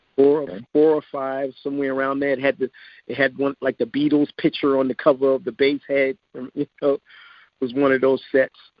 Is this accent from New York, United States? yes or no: yes; New York City, New York, United States; I was uh, born and raised in the Bronx, New York.